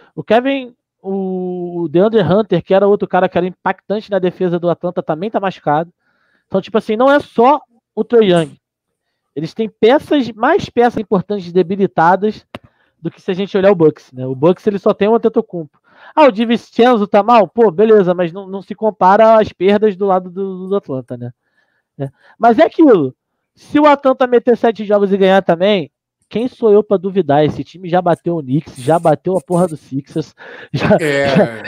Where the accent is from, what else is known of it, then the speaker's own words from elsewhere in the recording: Brazil; also born or lived in Curitiba; A gente é brasileiro